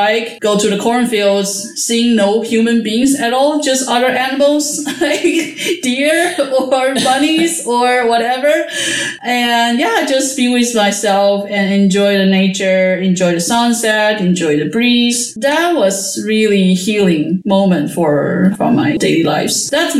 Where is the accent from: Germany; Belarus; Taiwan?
Taiwan; moved away as an adult; also born or lived in United States; now in Netherlands; I was born in Taiwan and I moved to the States for my PhD study. And then now I'm in the Netherlands working as a researcher in natural science at the university.